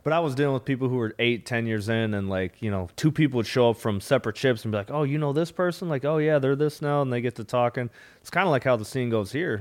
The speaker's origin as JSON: {"language": "English", "region": "Minnesota", "country": "United States", "also_born_or_lived": "South Florida", "moved": "yes", "lives_now": "Austin, United States", "said": "I'm from Minnesota"}